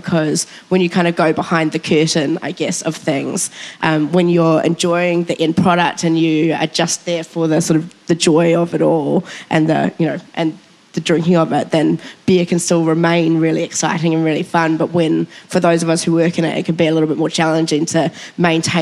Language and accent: English; New Zealand; I can't believe as a Kiwi